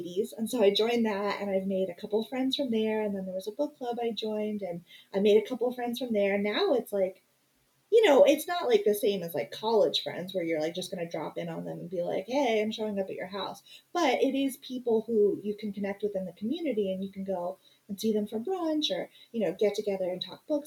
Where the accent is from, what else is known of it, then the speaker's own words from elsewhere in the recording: Phoenix, Arizona, United States; moved away as an adult; We both were born and raised in Phoenix